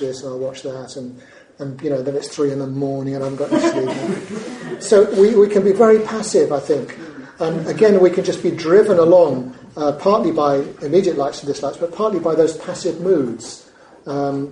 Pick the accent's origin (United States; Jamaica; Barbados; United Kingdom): United Kingdom; we're notoriously British people travelling to Spain or living in Spain